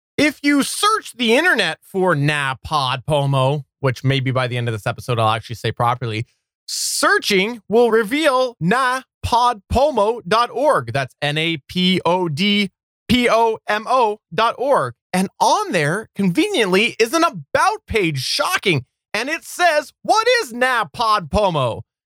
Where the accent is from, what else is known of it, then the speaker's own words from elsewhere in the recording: Canada; I'm Canadian